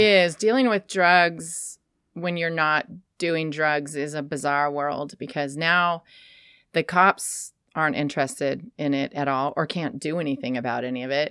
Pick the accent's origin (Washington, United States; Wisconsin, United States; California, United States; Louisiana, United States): California, United States; Sacramento; also born or lived in San Francisco / Portland; now in Astoria, United States; I grew up in Sacramento.